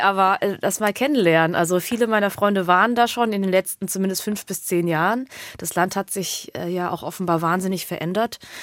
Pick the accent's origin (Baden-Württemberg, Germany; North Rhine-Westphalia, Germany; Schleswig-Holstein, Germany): Baden-Württemberg, Germany; Hemsbach; also born or lived in Heppenheim; Ich bin aber in Hemsbach aufgewachsen